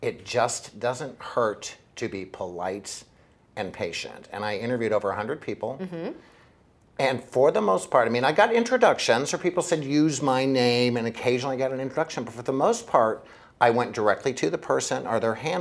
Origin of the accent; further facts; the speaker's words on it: Missouri, United States; now in Naples, Florida, United States; I'm originally from Missouri, it's the Show Me State